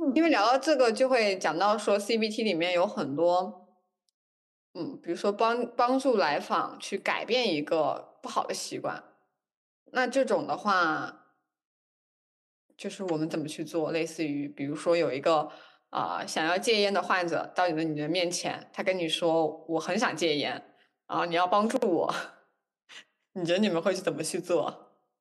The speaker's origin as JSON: {"language": "Chinese", "country": "China", "said": "我们中国人"}